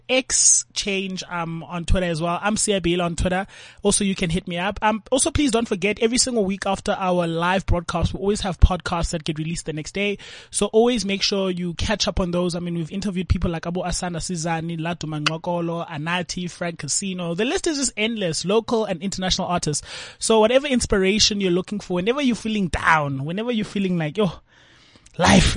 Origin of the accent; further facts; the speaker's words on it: Cape Town, Western Cape, South Africa; We grew up together in Langa Township.